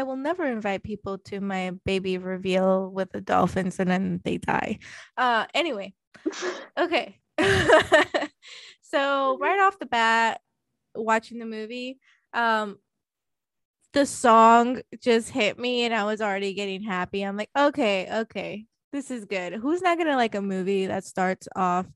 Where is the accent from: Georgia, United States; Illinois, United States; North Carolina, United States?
Illinois, United States; Chicago; moved away; I'm from Chicago